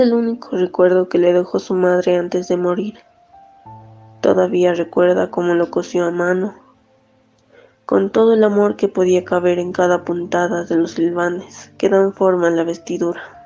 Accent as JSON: {"language": "Spanish", "region": "La Paz", "country": "Bolivia", "said": "soy de La Paz, Bolivia, tengo 24 años"}